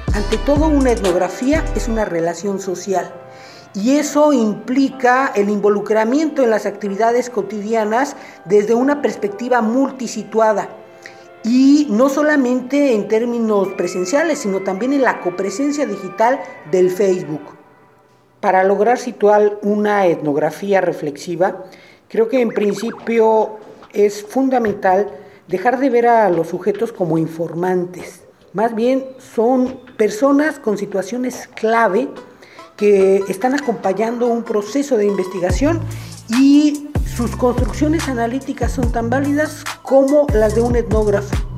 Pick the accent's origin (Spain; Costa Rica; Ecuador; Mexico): Mexico; soy mexicano.